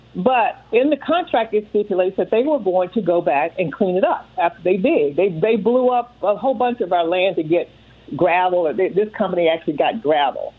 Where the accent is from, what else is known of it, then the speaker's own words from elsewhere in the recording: Texas, United States; now in Washington D.C., United States; I'm from Texas